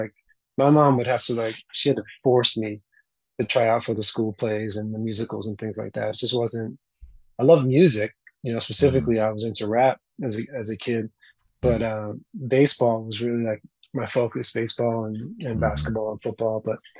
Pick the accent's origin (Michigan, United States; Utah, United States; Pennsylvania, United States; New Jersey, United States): New Jersey, United States; Mahwah; born or raised there; also born or lived in Queens, New York City